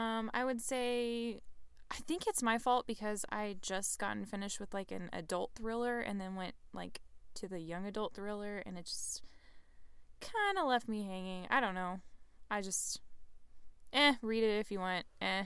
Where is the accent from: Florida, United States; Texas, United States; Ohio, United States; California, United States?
Texas, United States; which we're both from Texas, so this appeals to us greatly.